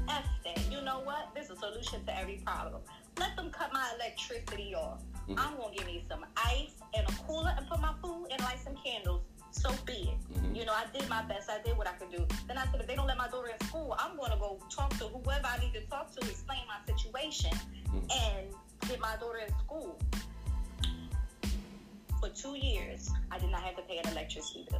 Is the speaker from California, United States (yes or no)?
no; Philadelphia, Pennsylvania, United States; I'm from Philly.